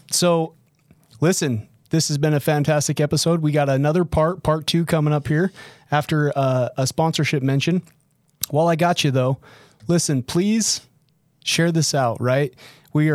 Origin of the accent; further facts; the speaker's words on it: Utah, United States; I'm actually from Northern Utah.